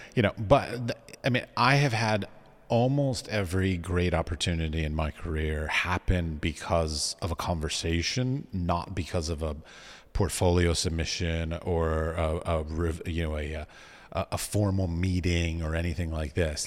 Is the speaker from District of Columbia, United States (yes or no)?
yes; Washington, District of Columbia, United States; moved away; I was raised in Washington, D C